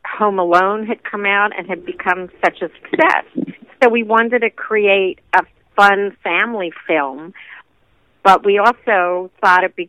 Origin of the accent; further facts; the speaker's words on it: East Coast, United States; now in Los Angeles, United States; We're both from the East Coast originally